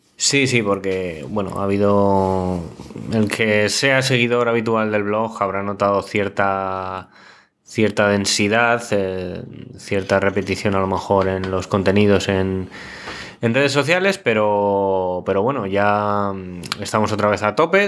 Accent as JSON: {"language": "Spanish", "region": "Castilla-La Mancha", "country": "Spain", "said": "la iglesia de mi pueblo en Orcajada"}